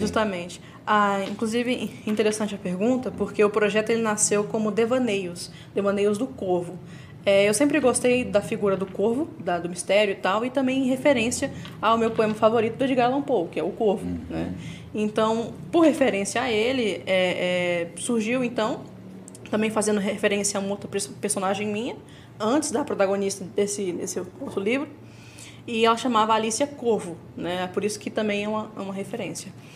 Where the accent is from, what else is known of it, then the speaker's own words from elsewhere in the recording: São Paulo, Brazil; Minha família é toda do Nordeste, só bem dizer eu que sou, sou de São Paulo.